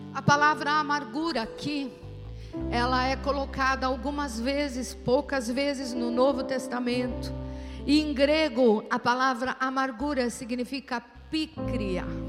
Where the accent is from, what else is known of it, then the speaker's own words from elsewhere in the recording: São Paulo, Brazil; Nós os paulistas